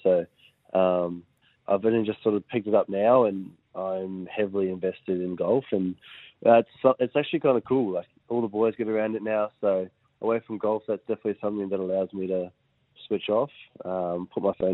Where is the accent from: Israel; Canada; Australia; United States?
Australia; Queensland; being a Queenslander